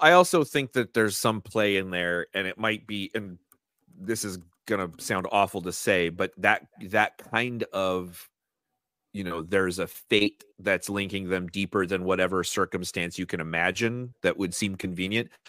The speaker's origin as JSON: {"language": "English", "country": "United States", "said": "as an American"}